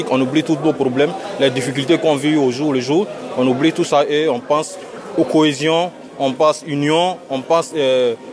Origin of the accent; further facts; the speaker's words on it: Côte d’Ivoire; Voilà, moi je suis ivoirien. Je suis venu pour soutenir le Cameroun.